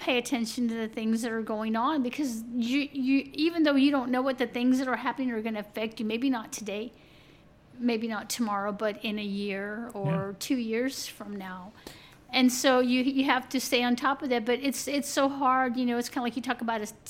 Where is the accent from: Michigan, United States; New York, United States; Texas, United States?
Texas, United States; San Marcos; living in this small town, we didn't see a lot of that type of activism here